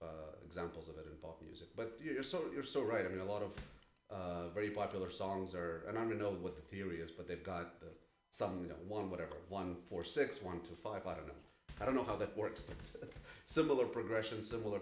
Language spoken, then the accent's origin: English; Ukraine; moved away; I'm originally from Ukraine